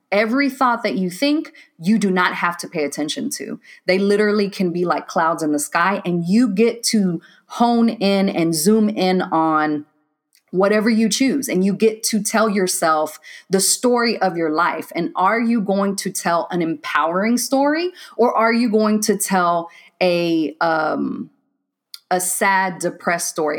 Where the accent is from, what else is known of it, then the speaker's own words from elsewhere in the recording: Waco, Texas, United States; moved away as an adult; also born or lived in Decatur, Georgia; I'm originally from Waco, Texas